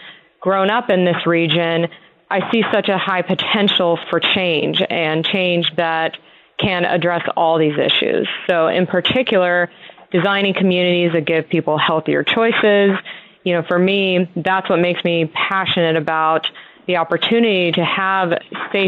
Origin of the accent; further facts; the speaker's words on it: San Joaquin Valley, California, United States; I grew up in California's San Joaquin Valley